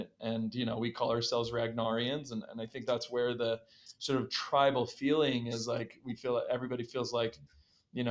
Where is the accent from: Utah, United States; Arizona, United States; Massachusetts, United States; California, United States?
Utah, United States; our home state of Utah